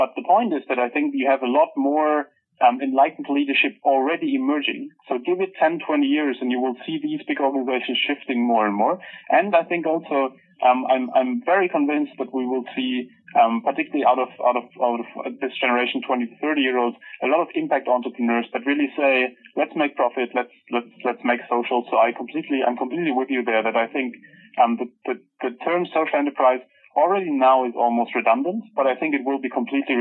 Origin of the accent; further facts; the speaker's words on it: Germany; moved away; I'm from Germany